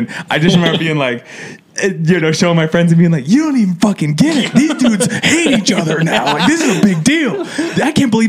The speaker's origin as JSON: {"language": "English", "town": "Cleveland", "region": "Ohio", "country": "United States", "said": "I'm from Cleveland."}